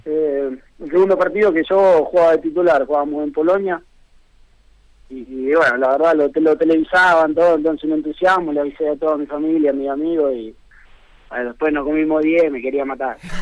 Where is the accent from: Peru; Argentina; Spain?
Argentina; Conesa, Buenos Aires; moved away as an adult; also born or lived in San Nicolás, Argentina; now in San Marino; nací en San Nicolás, ahí soy del pueblo de Conesa, que está a 20 kilómetros de San Nicolás